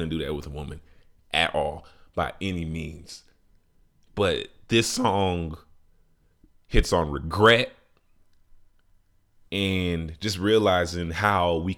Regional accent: Chicago, Illinois, United States; my city, Chi-Town

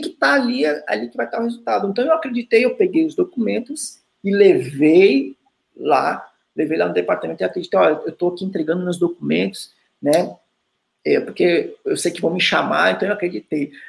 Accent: Viamão, Rio Grande do Sul, Brazil; moved away; eu sou natural de Viamão, sou do Rio Grande do Sul

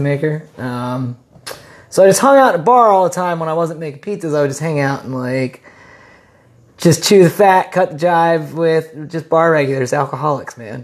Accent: York, Pennsylvania, United States; I'm a songwriter from York, Pennsylvania.

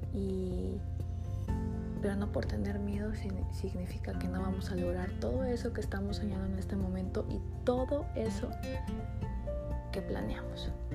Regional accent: Sonora, Mexico; accent: norteño; also born or lived in Puebla; soy de una ciudad muy pequeña que está en el estado de Sonora. Así que si me estás escuchando y no eres del norte, eres del centro, del sur del país, y escuchas mi acento norteño, es que estás en todo lo correcto porque soy norteña

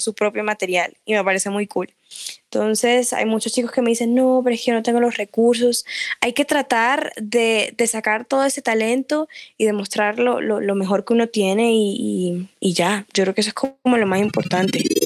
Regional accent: Barranquilla, Atlántico, Colombia; first language Spanish; Soy súper costeña, amo de, de, donde vengo, lo que soy, colombiana, barranquillera

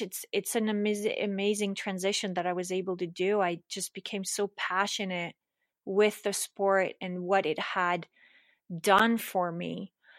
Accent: Switzerland; moved away as an adult; also born or lived in Larchmont, New York / East Coast, United States; now in United States; I was born and raised in Switzerland.

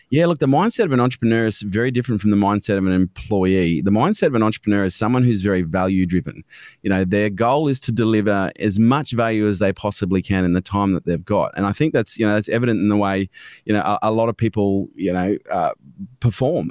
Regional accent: Canberra, Australian Capital Territory, Australia; I was born in Canberra, um, was brought up by a single mum on a pension

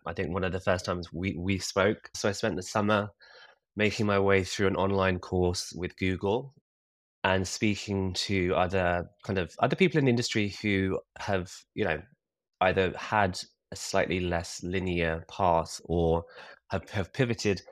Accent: Kingston upon Thames, London, United Kingdom; I'm from a ta-, a very nice town called Kingston-upon-Thames, which is about twelve miles from the centre of London

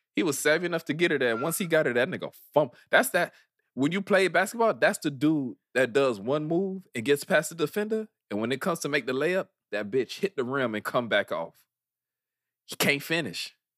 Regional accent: Miami, Florida, United States; we grew up near Wynwood

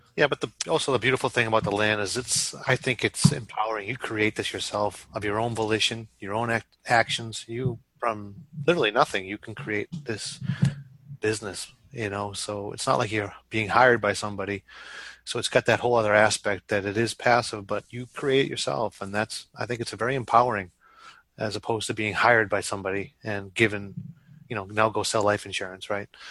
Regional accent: Boston, Massachusetts, United States; I'm probably the only Boston person you guys talk to and know

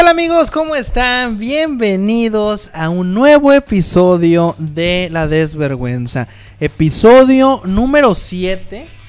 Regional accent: Mexico; somos mexicanos

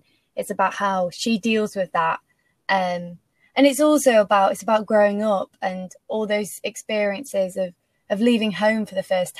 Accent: Macclesfield, North West England, United Kingdom; moved away as an adult; now in London, United Kingdom; I went home. I'm from Macclesfield. So I went home for like 6 months at the start.

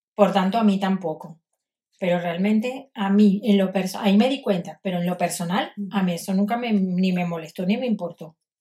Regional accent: Caracas, Capital District, Venezuela; moved away as an adult; also born or lived in Galicia, Spain; now in Spain; me iba caminando desde los Chaguaramos, caminando por el Parque Los Caobos hasta donde estaba el Museo de Bellas Artes y el Museo de Historia Natural para ir a pasar, y era niña

